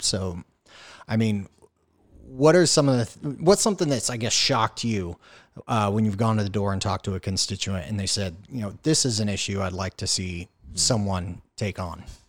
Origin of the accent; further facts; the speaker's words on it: Houston, Texas, United States; I grew up in West Houston